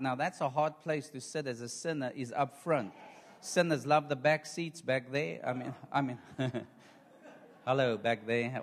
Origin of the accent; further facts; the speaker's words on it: South Africa; I am from South Africa